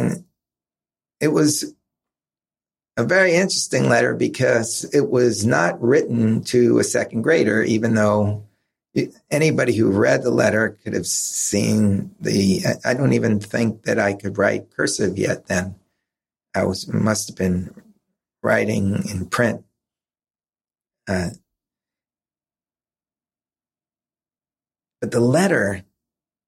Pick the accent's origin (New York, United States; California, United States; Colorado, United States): New York, United States; I grew up in New York, so we had Channel 11, Channel 5, which were local New York stations